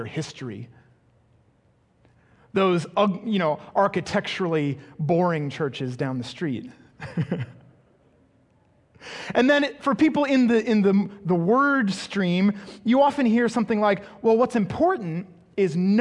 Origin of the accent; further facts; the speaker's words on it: England, United Kingdom; growing up in England, I attended a school